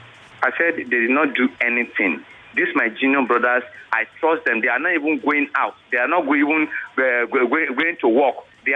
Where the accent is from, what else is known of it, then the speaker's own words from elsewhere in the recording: Nigeria; I said, I am a Nigerian. I'm a Nigerian.